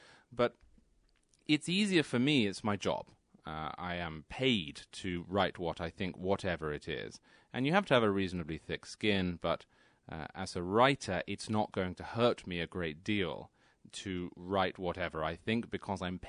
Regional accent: England, United Kingdom; moved away as an adult; also born or lived in New York City; now in Connecticut, United States; I grew up in England. I was there until I was 26. I then moved to New York City. I work in New York City, and I live in Connecticut.

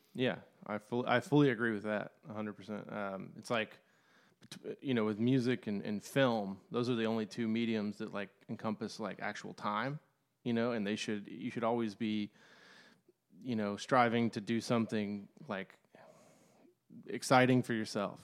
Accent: Lexington, Kentucky, United States; I'm from, uh, Lexington, Kentucky

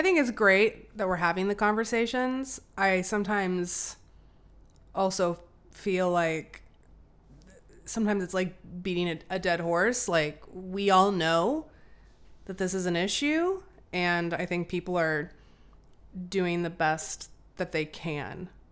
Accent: Albuquerque, New Mexico, United States; now in Portland, United States; I'm from Albuquerque.

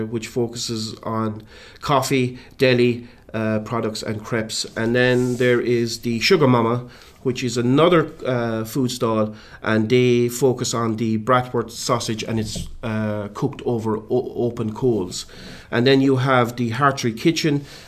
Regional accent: West Limerick, Munster, Ireland; I'm actually from West Limerick

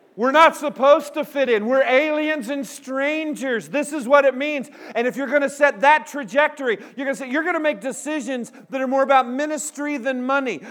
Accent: Pico Rivera, California, United States; moved away; I grew up in Southern California. I was born in Los Angeles, Pico Rivera

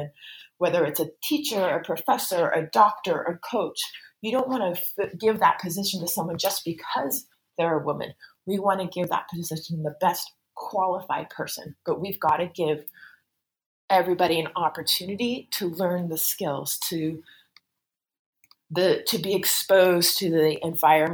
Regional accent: United States; as an American

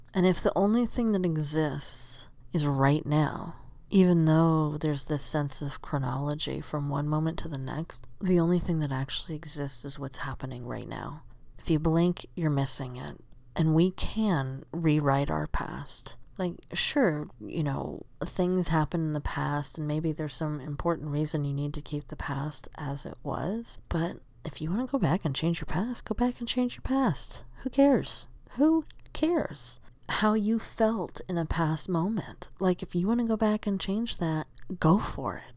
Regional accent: Southern Arizona, United States; moved away as an adult; also born or lived in Tucson; now in Oregon, United States; I grew up in Southern Arizona where it's just sunny all the time

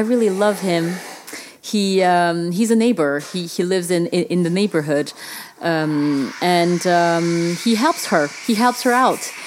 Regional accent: Paris, Île-de-France, France; when I grew up in France

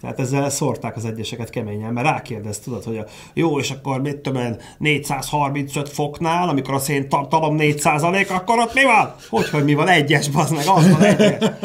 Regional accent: Hungary; szeretek magyar lenni

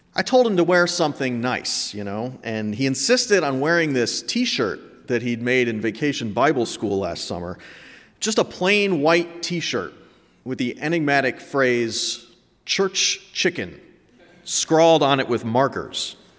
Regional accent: New England, United States; I'm from New England

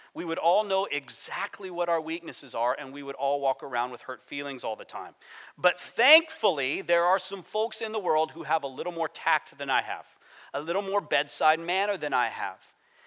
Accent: United States; I'm American

